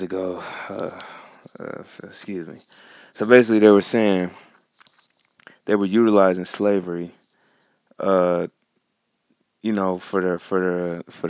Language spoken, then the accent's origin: English; Farmington Hills, Michigan, United States; I'm from Farmington Hills, Michigan